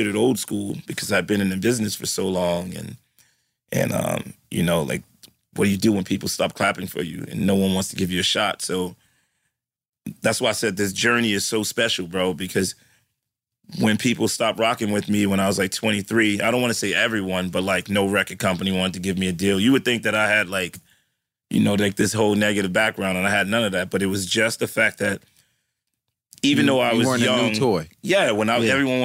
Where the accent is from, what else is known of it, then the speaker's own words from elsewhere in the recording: New York City, New York, United States; I'm from the Bronx